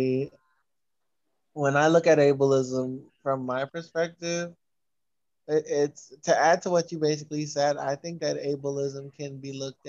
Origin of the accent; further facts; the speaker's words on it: New York City, New York, United States; I'm from Brooklyn, New York